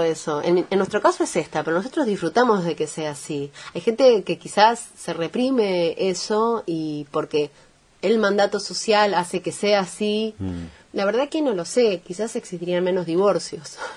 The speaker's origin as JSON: {"language": "Spanish", "region": "Montevideo", "country": "Uruguay", "moved": "yes", "lives_now": "Argentina", "said": "esencialmente provengo del Cerro de Montevideo"}